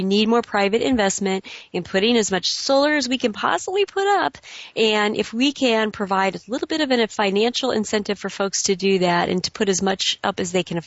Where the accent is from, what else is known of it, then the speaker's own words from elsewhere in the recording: California, United States; as a Californian myself